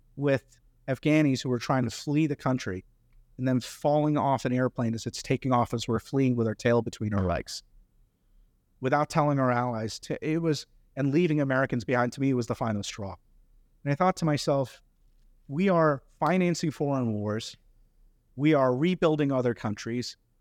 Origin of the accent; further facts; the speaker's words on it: India; now in United States; I grew up in India